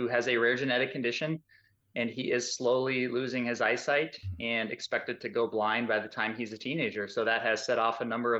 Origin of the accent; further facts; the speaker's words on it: Arizona, United States; We're from Arizona, so we're desert Southwest people